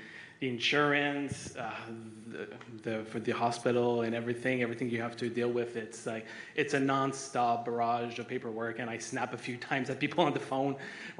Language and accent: English; Ottawa, Ontario, Canada; also born or lived in Montreal; I'm born in Montreal, but I'm from Ottawa.